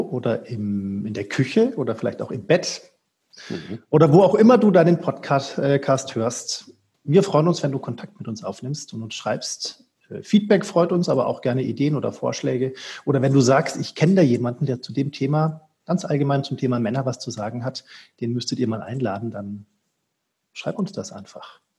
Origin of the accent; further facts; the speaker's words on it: Franconia, Bavaria, Germany; ich bin ja aus Franken, also Norden von Bayern